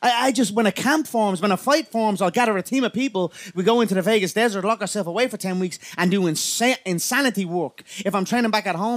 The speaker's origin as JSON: {"language": "English", "country": "Ireland", "said": "I am an Irish animal, a proper Irish animal"}